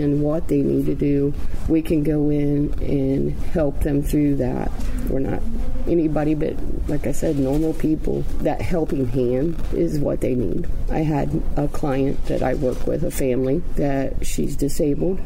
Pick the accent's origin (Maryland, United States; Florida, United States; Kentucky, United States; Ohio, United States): Ohio, United States; West Carrollton; West Carrollton, Ohio